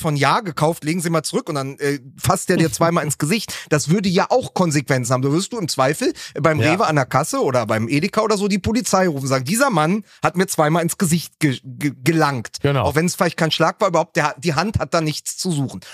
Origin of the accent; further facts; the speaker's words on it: Berlin, Germany; meiner Heimatstadt Berlin